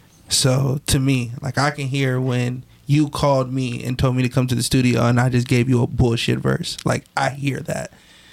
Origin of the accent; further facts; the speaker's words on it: Woodland Hills, California, United States; born there; also born or lived in Simi Valley / Palmdale / Houston; So I was born in Woodland Hills. Moved to Simi Valley. Then from Simi Valley moved to Palmdale. From Palmdale moved back to Simi Valley.